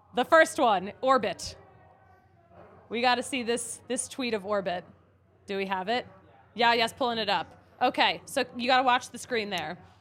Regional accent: Philadelphia area, Pennsylvania, United States; now in Colorado, United States; I'm from Philly or the Philly area

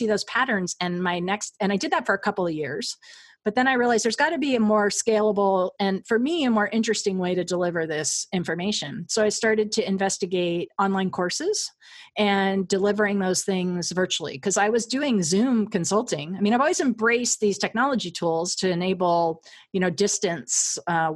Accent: Southern California, United States; I grew up in Southern California

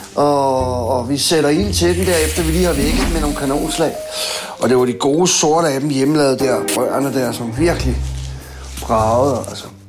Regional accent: Copenhagen, Capital Region of Denmark, Denmark; Jeg kommer fra Christiania. Jeg boede derude i 20 år

